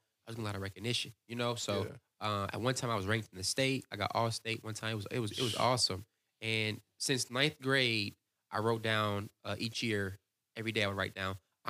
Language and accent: English; Virginia, United States; So growing up, I grew up in Virginia Beach, Virginia, or Newport News, Virginia.